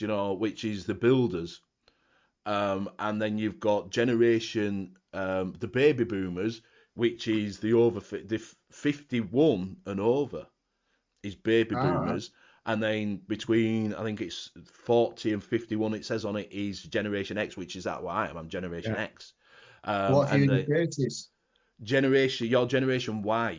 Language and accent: English; Yorkshire and the Humber, United Kingdom; I'm a Yorkshireman